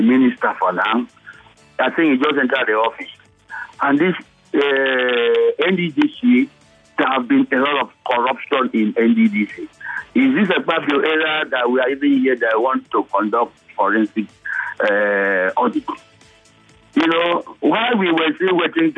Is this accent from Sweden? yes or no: no; Niger Delta, Nigeria; I'm from Niger Delta as well.